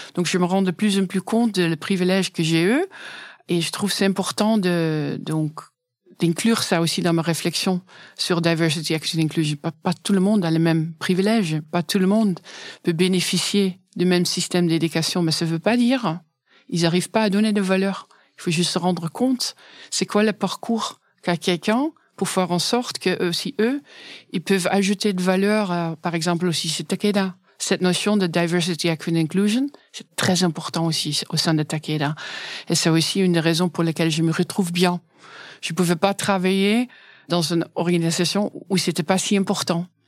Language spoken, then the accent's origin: French; Dinxperlo, Gelderland, Netherlands; French is a second language; moved away as an adult; now in France; Je suis née à Dingsperlo. C'est un village tout petit à l'est des Pays-Bas, aux frontières avec l'Allemagne